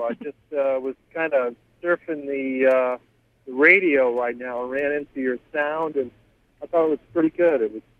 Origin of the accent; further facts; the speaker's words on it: California, United States; I'm really from California. I happen to be traveling through Connecticut right now.